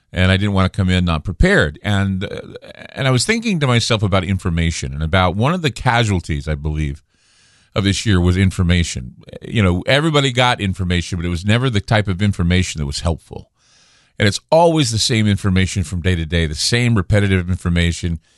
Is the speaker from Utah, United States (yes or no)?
yes; Utah, United States; now in Portland, United States; I'm from Utah, so I'm used to the snow